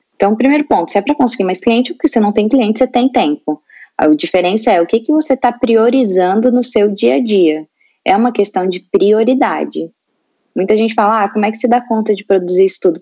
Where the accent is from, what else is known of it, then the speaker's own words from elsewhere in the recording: Itajaí, Santa Catarina, Brazil; eu sou de Itajaí, Santa Catarina